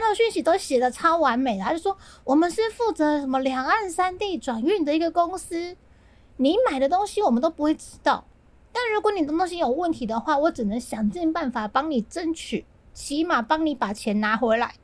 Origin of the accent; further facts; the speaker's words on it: southern Taiwan, Taiwan; 我是南部人嘛，我们都会去新爵江或是旧爵江